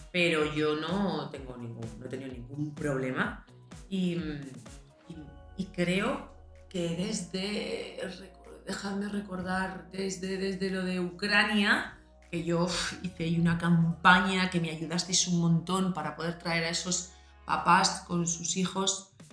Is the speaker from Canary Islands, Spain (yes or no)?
no; Madrid, Community of Madrid, Spain; yo soy madrileña